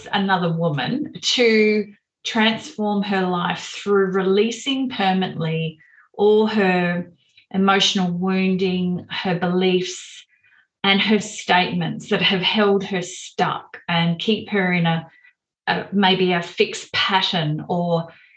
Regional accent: Melbourne, Victoria, Australia; when I was growing up in Melbourne

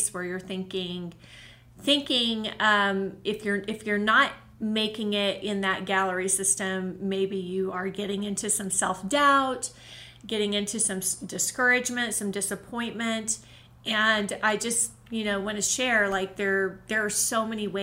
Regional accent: Oklahoma City, Oklahoma, United States; moved away as an adult; now in Colorado, United States; the one gallery I had in Oklahoma, which was in my hometown, my home state, Oklahoma City, I lived there in that city

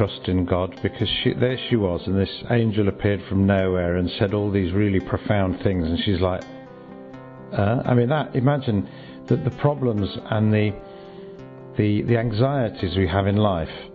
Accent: Birmingham, West Midlands, United Kingdom; I'm from, well, Birmingham originally, but my parents were Polish immigrants

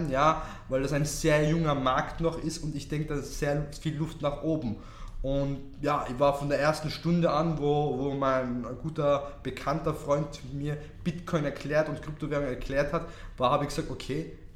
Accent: Tyrol, Austria; accent: Tyrolean; Ja, ganz im Tiroler Dialekt. Danke da zu sein. Ja, danke da. Und ja, also geboren und aufgewachsen bin ich in Tirol und habe da die Tourismusschule besucht.

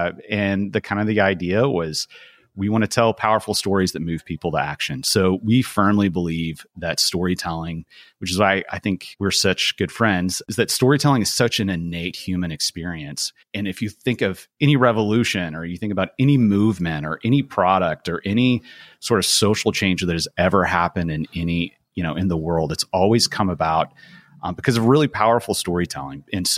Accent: Portugal; Growing up in Portugal, I had always just thought, man, if I could just grab my friends from America and drop them down into this amazing place that I absolutely loved.

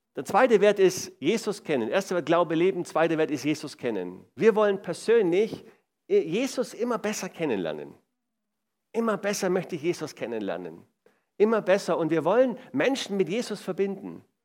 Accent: Swabia, Baden-Württemberg, Germany; ich komme aus dem Schwaberländle

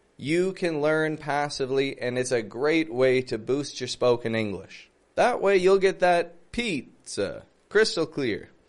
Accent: Toronto, Ontario, Canada; I'm from Toronto

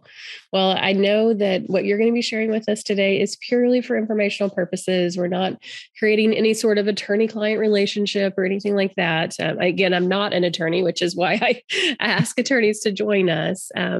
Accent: Arkansas, United States; I know you are in my home state of Arkansas

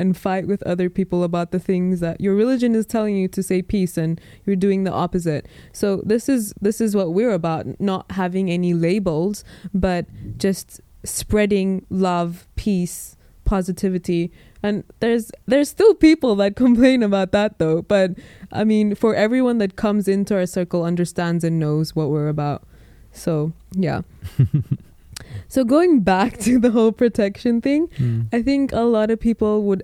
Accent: Malawi; moved away as an adult; also born or lived in Leicester, United Kingdom / Dubai, United Arab Emirates; So I was born in Leicester, and then I lived most of my life in Malawi, Africa. And then I went to Dubai for university.

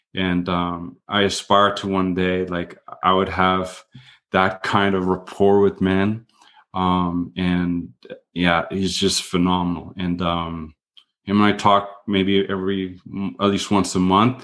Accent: Canada; I'm Canadian

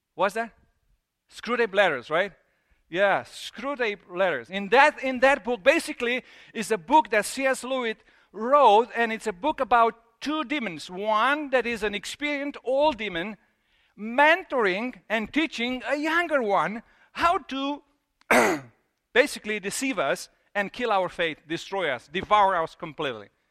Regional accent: Transylvania, Romania; moved away; I grew up in Transylvania.

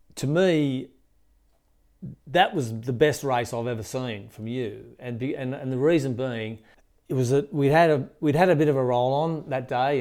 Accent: Australia; I'm an Aussie

